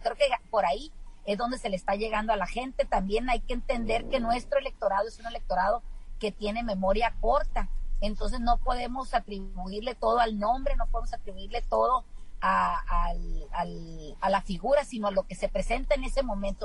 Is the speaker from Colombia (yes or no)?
no; Mexico; nosotros como mexicanos